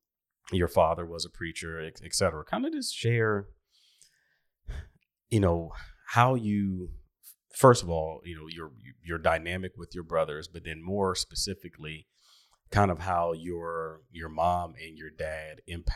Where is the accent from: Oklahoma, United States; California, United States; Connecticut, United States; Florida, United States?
Oklahoma, United States; Oklahoma City; I grew up in Oklahoma City, and, you know, obviously years ago, it's different than it is now.